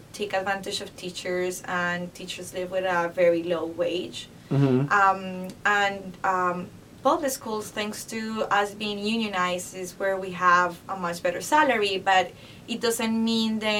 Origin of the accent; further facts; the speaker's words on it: Colombia; moved away as an adult; now in Chicago, United States; I'm from Colombia, have been in this country for 12 years